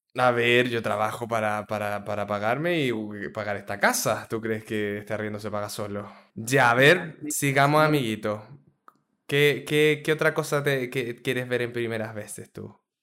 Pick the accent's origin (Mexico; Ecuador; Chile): Chile; no somos de acá, pero venimos de Chile